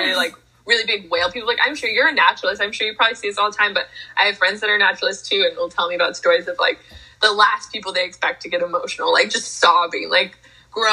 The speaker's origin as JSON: {"language": "English", "country": "United States", "said": "I'm the American version of you"}